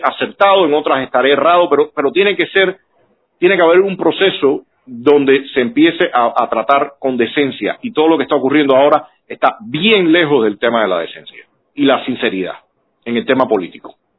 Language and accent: Spanish; Cuba; nosotros como cubanos